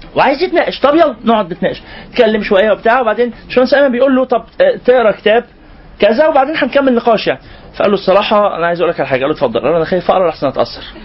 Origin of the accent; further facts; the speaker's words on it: Egypt; إحنا برضو كمصريين